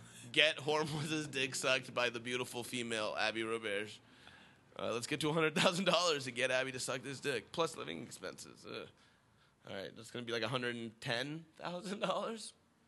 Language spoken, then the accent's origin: English; United States; also born or lived in Iran; I was born in Iran, but I grew up in America.